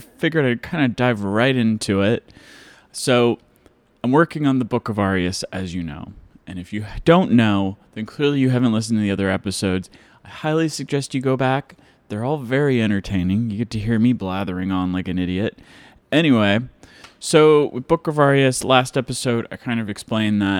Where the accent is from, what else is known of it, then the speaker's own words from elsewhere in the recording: Mason City, Iowa, United States; moved away; I grew up in Mason City, Iowa